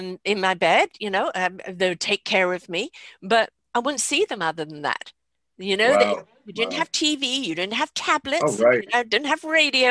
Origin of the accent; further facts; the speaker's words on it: England, United Kingdom; I grew up in England.